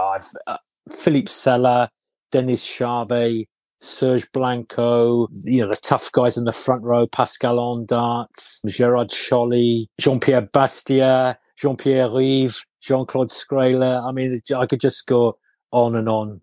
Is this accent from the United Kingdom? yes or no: yes; Carmarthen, Wales, United Kingdom; moved away; also born or lived in Dorset; In Carmarthen. I was born, which is in West Wales